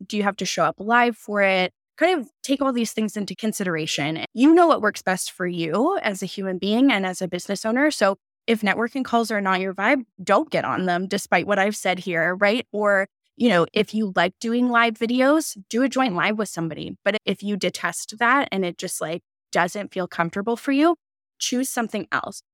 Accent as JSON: {"language": "English", "country": "Canada", "said": "we're both Canadian"}